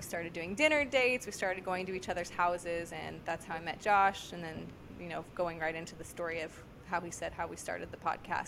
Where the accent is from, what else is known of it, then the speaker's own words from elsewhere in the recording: Merced, California, United States; moved away as an adult; also born or lived in Kansas City; now in Sacramento, United States; I'm originally from Merced, about an hour north of Fresno